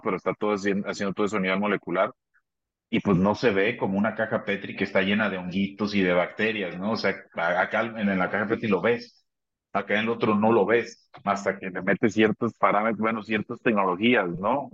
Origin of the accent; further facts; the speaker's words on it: Abasolo, Guanajuato, Mexico; now in León, Mexico; yo soy del estado de Guanajuato, soy de un municipio que se llama Abasolo, Abasolo, Guanajuato. Orgullosamente soy de ahí. Viví eh, algún tiempo acá en León, pero pero soy originario, allá